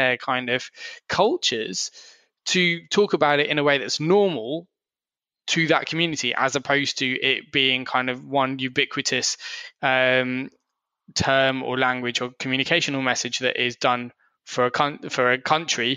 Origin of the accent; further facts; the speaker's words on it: Surrey, South East England, United Kingdom; I grew up in Surrey